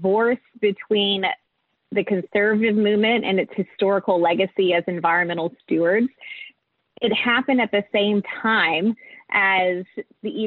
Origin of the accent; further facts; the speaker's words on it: East Tennessee, United States; also born or lived in Atlanta, Georgia; now in Washington, D.C., United States; I grew up in East Tennessee